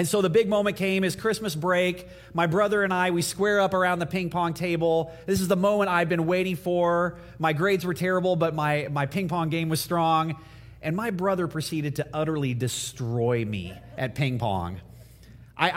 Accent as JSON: {"language": "English", "region": "Indiana", "country": "United States", "tie": "born or raised there", "moved": "yes", "said": "in my house growing up in Indiana"}